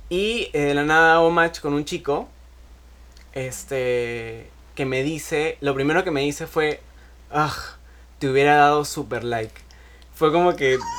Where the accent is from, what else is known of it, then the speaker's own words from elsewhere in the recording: Arequipa, Peru; Porque estoy acá en Lima de vacaciones. Yo soy de Arequipa.